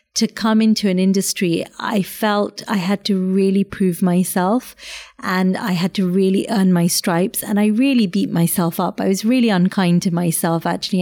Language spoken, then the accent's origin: English; London, United Kingdom; also born or lived in a warm country abroad; suddenly you're in this very urban, very kind of haggard Southeast London, Kent borders